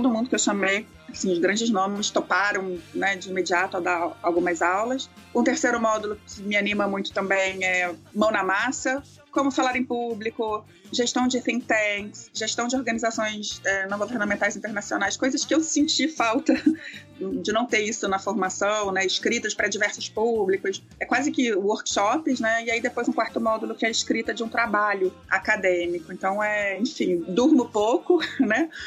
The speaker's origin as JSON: {"language": "Portuguese", "country": "Israel", "said": "eu sou judia, eu sou também israelense, né?"}